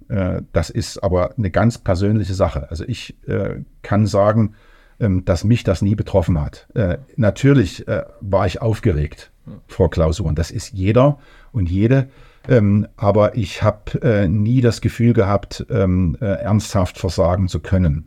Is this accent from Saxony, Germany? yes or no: yes; Leipzig, Saxony, Germany; also born or lived in Thuringia / Erfurt; ich komme aus Leipzig